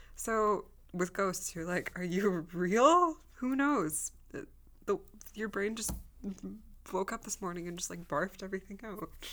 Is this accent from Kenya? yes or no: no; Russia; I was born in Russia